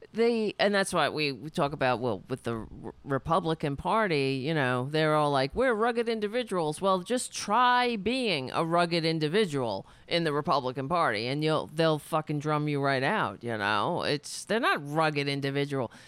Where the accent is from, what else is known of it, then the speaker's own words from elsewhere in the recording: Brooklyn, New York, United States; also born or lived in Queens; I was born in Brooklyn